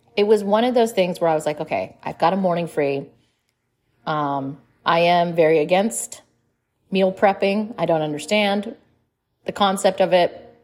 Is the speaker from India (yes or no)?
yes; India; I'm Indian.